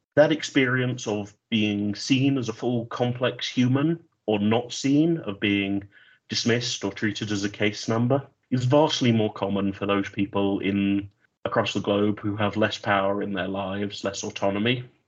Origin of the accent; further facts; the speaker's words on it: United Kingdom; My home country is the United Kingdom